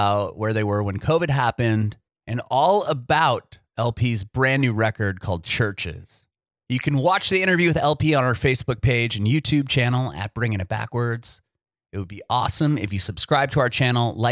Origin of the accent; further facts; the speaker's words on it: San Diego, California, United States; moved away as an adult; also born or lived in San Francisco; now in Tennessee, United States; I'm originally from San Diego. My family and I moved to Tennessee about six or 8 months ago.